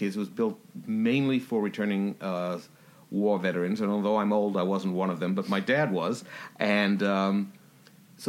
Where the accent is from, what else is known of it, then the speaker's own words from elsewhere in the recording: New York, United States; now in Alfords Point, Australia; I'm originally from New York, but I now live about 15 minutes away from you at Alfred's Point